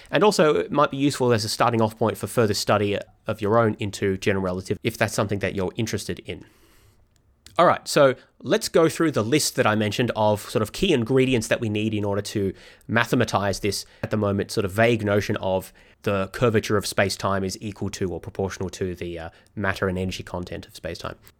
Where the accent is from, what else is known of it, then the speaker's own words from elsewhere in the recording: Melbourne, Victoria, Australia; my hometown is Melbourne, Australia